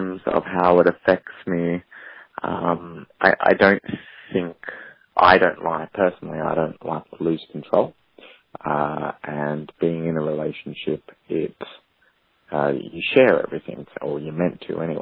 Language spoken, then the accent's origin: English; Australia; I'm from Australia.